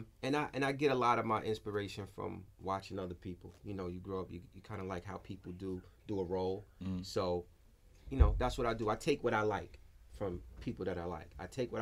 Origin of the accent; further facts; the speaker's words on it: Queens, New York, United States; And I'm like new to the Bronx. I'm from Queens.